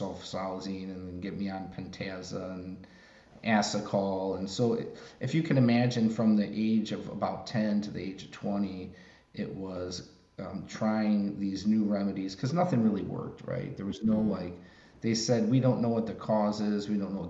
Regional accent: Chicago, Illinois, United States; I grew up in Chicago.

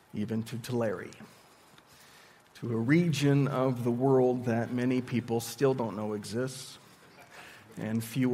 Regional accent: Sendai, Miyagi, Japan; also born or lived in Tokyo; now in Visalia, United States; But I grew up in Japan. I primarily lived in Sendai, and that's a pretty small city for Japan standards

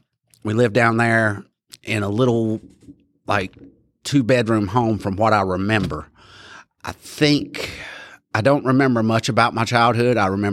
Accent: Asheboro, North Carolina, United States; I was born here in Randolph County. They delivered me over there at Randolph Hospital back when it was, you know, real little, back in 1978. I was born November 29th, 1978.

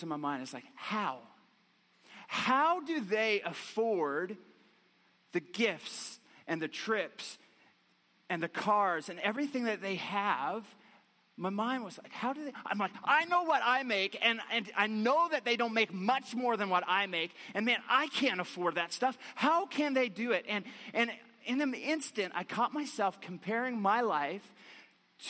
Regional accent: Newfoundland and Labrador, Canada; accent: Newfiness; moved away; I grew up in Newfoundland, right on the ocean

